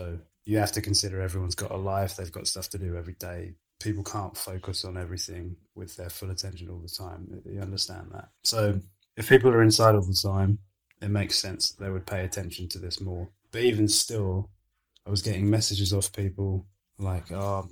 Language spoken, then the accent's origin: English; Suffolk, East of England, United Kingdom; moved away as an adult; also born or lived in Nigeria; I grew up in Suffolk from, like, before I went to university, I grew up in Suffolk